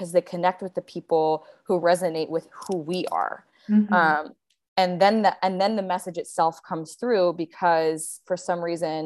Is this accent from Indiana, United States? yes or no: no; Seattle, Washington, United States; also born or lived in Bali; now in Sayulita, Mexico; I was, living in Seattle last year, which is where I'm from